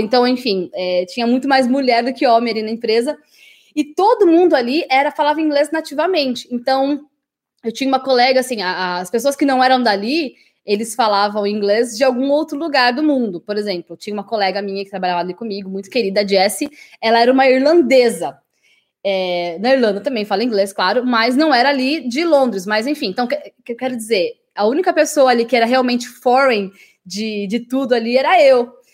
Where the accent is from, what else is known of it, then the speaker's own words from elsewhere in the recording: Brazil; also born or lived in England; Nós, brasileiros